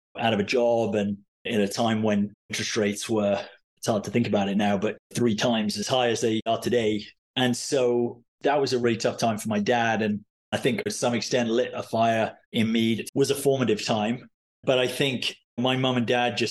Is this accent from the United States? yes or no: no; Cardiff, Wales, United Kingdom; I grew up in Cardiff, capital city of the great Welsh nation